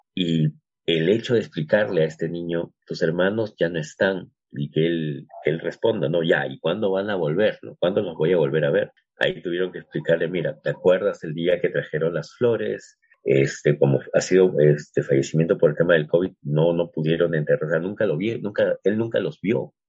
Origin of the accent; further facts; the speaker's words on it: Peru; nuestro caso particular como, como peruanos